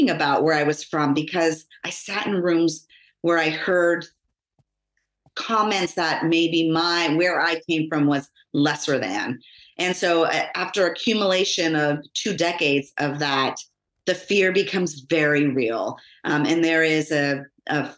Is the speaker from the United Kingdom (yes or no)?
no; Los Angeles, California, United States; they moved us out of Los Angeles into the suburbs of San Fernando Valley